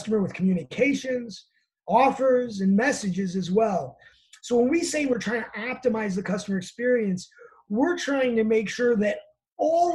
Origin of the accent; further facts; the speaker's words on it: Chicago, Illinois, United States; I'm from Chicago, so I call it pop